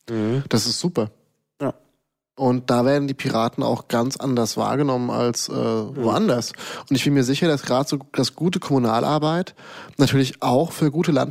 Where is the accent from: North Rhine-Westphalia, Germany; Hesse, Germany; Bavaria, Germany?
Hesse, Germany; ich bin halt gebürtiger Hess, deswegen kenne ich mich da recht gut aus.